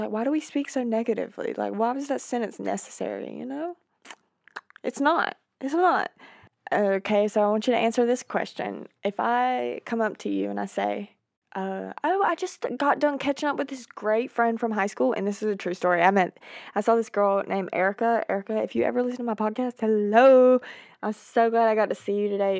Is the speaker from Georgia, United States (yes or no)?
yes; Georgia, United States; my hometown, small town in Georgia